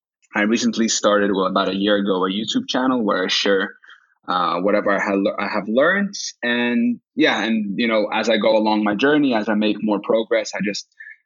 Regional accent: Saint Petersburg, Russia; English is a second language; now in Helsinki, Finland; Well, no, I'm originally from Russia, St. Petersburg, but I became a citizen with two nationalities, so Russian and Finnish

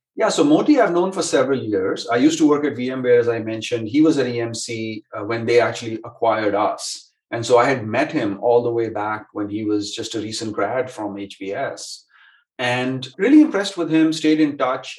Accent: India; moved away as an adult; also born or lived in Stanford, California; now in Silicon Valley, United States; I grew up in India, came to Stanford to study, and have lived within a couple of miles of school ever since

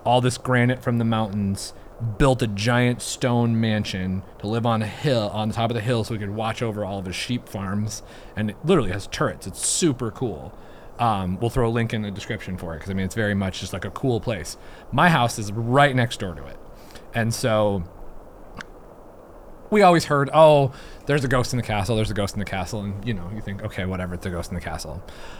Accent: White Sulphur Springs, Montana, United States; where I grew up in White Sulphur, White Sulphur Springs, Montana. It's this small little town, eastern middle sort of part of Montana.

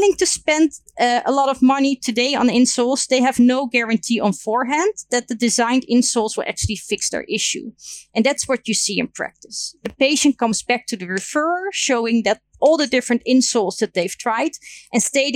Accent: Netherlands

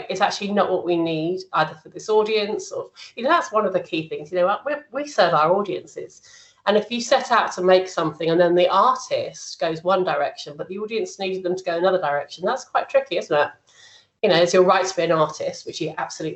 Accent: London, United Kingdom; moved away as an adult; I'm a Londoner and I never planned to be out of London this long

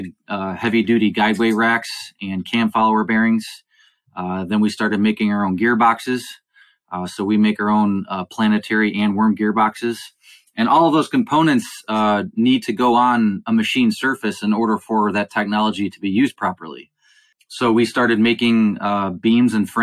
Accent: Cleveland, Ohio, United States; I was born and raised in Cleveland, Ohio. So I am a Buckeye.

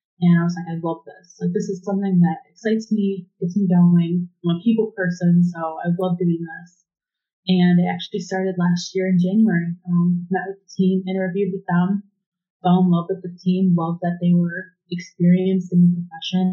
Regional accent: Cleveland, Ohio, United States; I'm from Cleveland

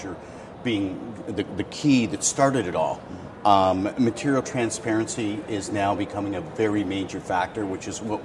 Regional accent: Las Vegas, Nevada, United States; I'm from Las Vegas.

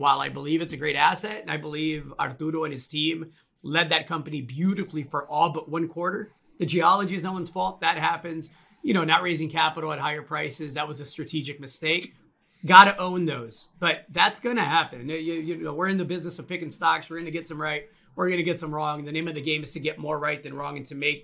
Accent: Chicago, Illinois, United States; I'm from Chicago

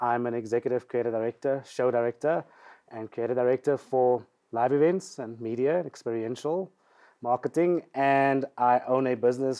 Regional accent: Cape Town, Western Cape, South Africa; growing up in Mitchell's Plain in the hood

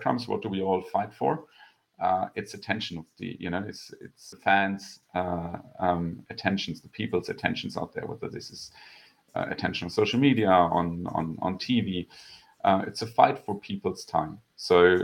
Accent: Germany; moved away as an adult; now in Vienna, Austria; I'm originally from Germany. Moved to Vienna just about 10 years ago now

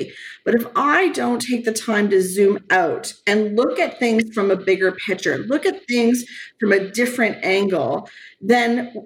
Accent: Brampton, Ontario, Canada; I grew up in Brampton

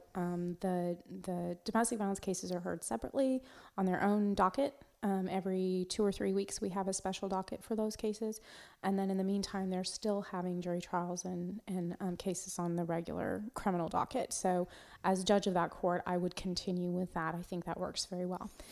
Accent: Walla Walla, Washington, United States; moved away as an adult; also born or lived in Alaska / Montgomery County, Texas; now in Texas, United States; i grew up in washington state in a very small town um, called Walla Walla, Washington

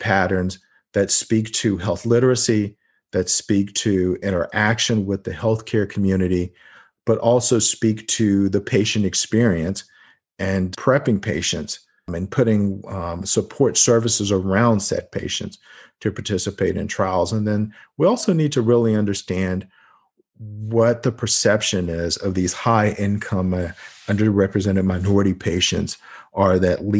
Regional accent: North Carolina, United States; introduced by Senator Richard Burr from my home state of North Carolina and Ben Cardin.

